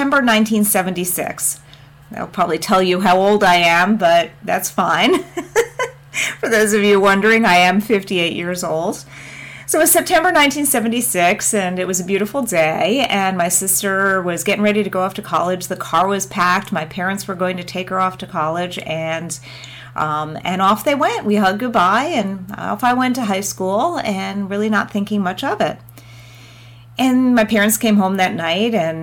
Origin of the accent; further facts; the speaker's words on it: New Jersey, United States; now in South Florida, United States; I was born in New Jersey and grew up in New Jersey.